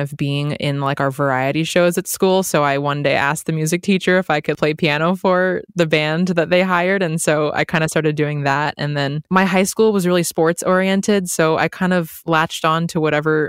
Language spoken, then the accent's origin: English; San Diego, California, United States; also born or lived in Santa Monica; I actually grew up in San Diego, but I was born in Santa Monica. So I'm like a true Southern California gal.